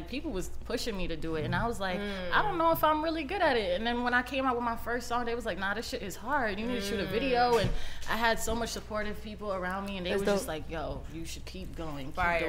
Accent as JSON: {"language": "English", "region": "New York", "country": "United States", "tie": "born or raised there", "said": "Growing up in New York, it taught me how to hustle. New York is a hustle city."}